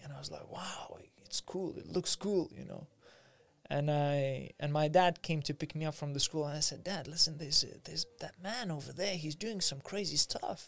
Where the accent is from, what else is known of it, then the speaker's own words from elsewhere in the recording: Vilnius, Vilnius County, Lithuania; now in London, United Kingdom; I grew up in Lithuania, in Vilnius, in capital of Lithuania